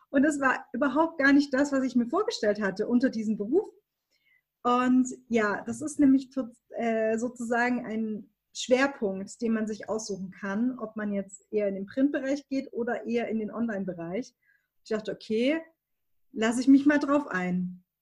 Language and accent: German; Baden-Württemberg, Germany; also ich komme aus Baden-Württemberg, ne? man hört es nicht